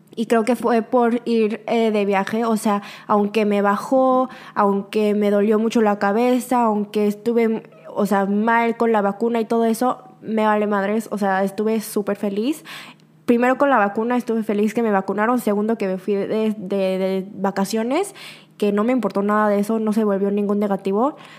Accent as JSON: {"language": "Spanish", "country": "Mexico", "moved": "yes", "lives_now": "South Korea", "said": "soy de México, del extranjero, afuera de Corea, obviamente por mi acento en coreano"}